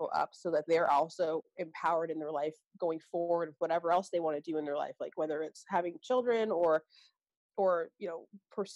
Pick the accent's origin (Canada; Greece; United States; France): Canada; Vancouver, British Columbia; I'm from Vancouver, Canada